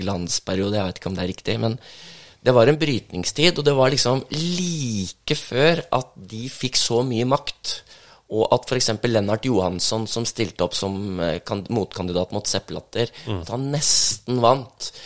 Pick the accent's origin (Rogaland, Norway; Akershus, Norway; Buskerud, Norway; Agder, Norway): Akershus, Norway; Langhus; also born or lived in Bøler, Oslo; now in Oslo, Norway; jeg bor på Bøler og er fra Langhus.